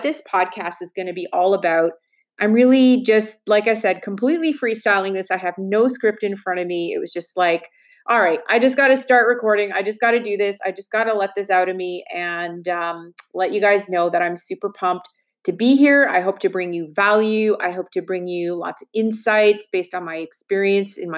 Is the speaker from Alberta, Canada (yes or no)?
no; Montreal, Quebec, Canada; I actually went to school in Quebec. I was born in Montreal, and I went to school. I went to McGill University